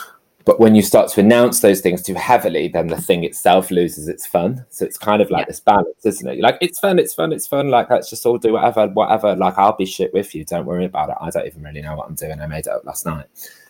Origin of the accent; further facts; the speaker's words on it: the north of England, United Kingdom; accent: northern; So my thing is make loads of jokes, be quite loud and crank up my northern accent and be really gay.